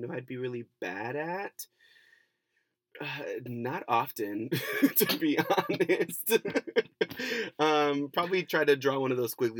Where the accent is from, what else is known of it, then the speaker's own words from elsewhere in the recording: Cleveland, Ohio, United States; now in California, United States; I am originally from Cleveland, Ohio. Shout out to C-Town.